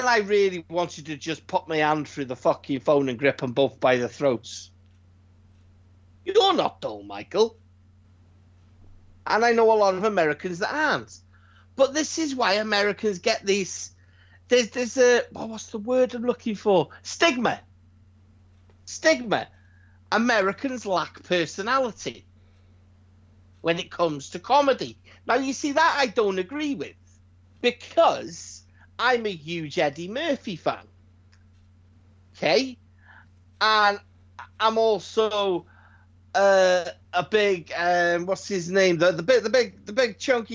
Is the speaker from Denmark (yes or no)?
no; United Kingdom; As a Brit